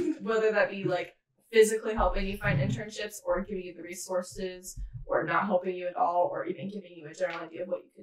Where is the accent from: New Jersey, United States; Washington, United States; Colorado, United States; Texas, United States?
Washington, United States; Spokane; we're all from Spokane. Most of us born and raised